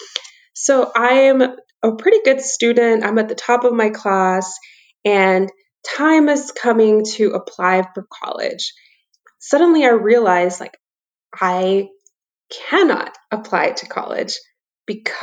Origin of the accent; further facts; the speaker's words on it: South Texas, United States; also born or lived in El Fuerte, Sinaloa, Mexico / McAllen, Texas / Laredo, Texas; I grew up in South Texas